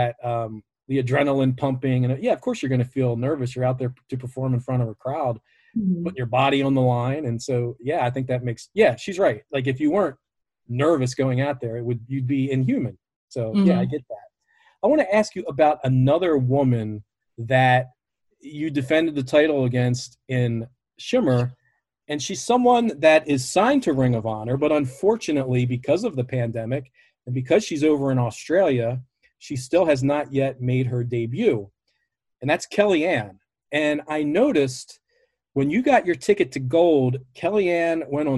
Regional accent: Baltimore, Maryland, United States; I'm from Baltimore

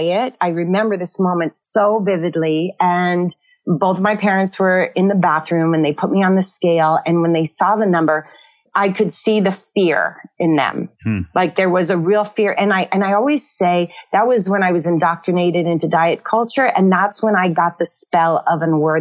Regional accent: Northern California, United States; I grew up in Northern California, one of 11 kids

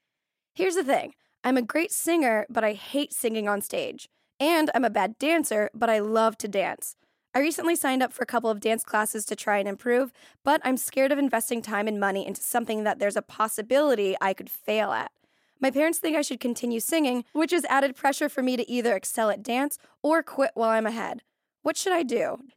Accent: Florida, United States; now in Los Angeles, United States; I'm from Florida.

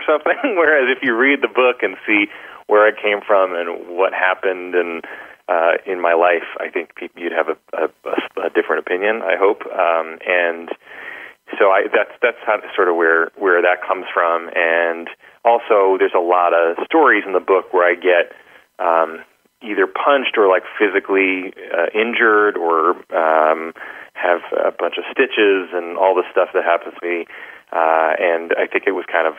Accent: New York City, New York, United States; I was coming from Staten Island

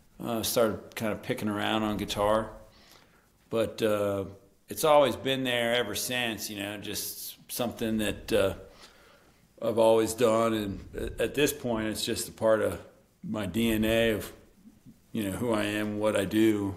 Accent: Morgantown, West Virginia, United States; Morgantown, you know, the drinking town with the college sports problem.

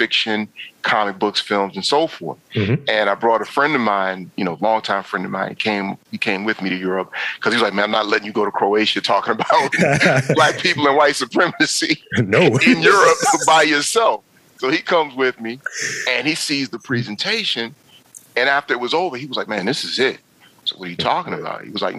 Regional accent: New York, United States; now in DC area, United States; for the longest, DMV meant Department of Motor Vehicles, because I'm from New York

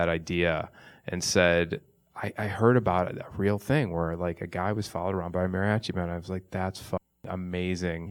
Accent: suburbs of Chicago, Illinois, United States; Growing Up in the Suburbs of Chicago

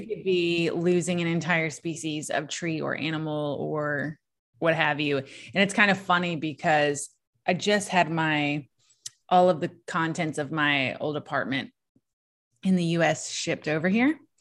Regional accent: Southeast Virginia, United States; also born or lived in Smoky Mountains; I grew up, you know, I grew up in Southeast Virginia

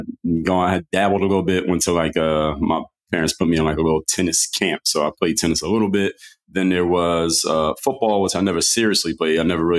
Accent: Philadelphia, Pennsylvania, United States; Philadelphia, Pennsylvania.

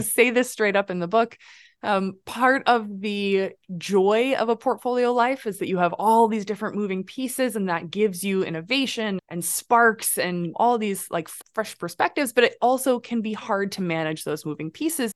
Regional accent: Midwest, United States; moved away; I grew up in the Midwest raised by a grandmother

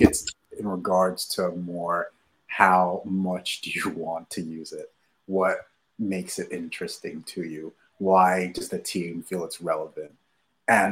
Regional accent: Nigeria; moved away; I was born and raised in Nigeria.

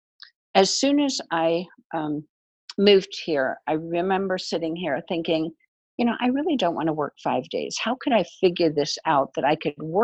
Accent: Germany; moved away; I grew up in Germany

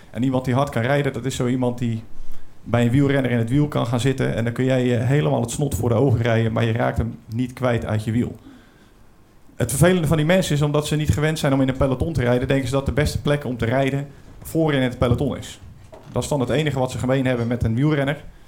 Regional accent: Brielle, South Holland, Netherlands; Ik kom uit Den Briel, dat ligt een beetje onder de rook van Rotterdam.

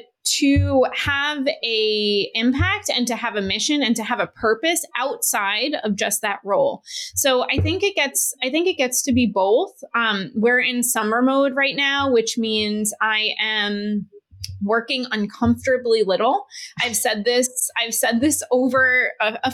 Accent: New York, United States; I'm from New York

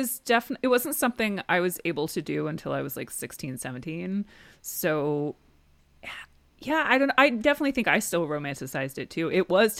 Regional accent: New Jersey, United States; also born or lived in Brooklyn; I'm from New Jersey. I grew up in New Jersey, but I lived in Brooklyn for like a decade.

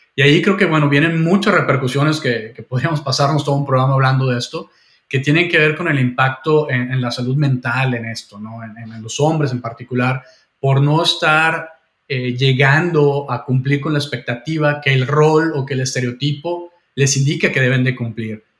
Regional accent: Mexico; moved away; also born or lived in Vancouver, Canada; yo tengo eh, doble nacionalidad, soy canadiense también y, mexicano

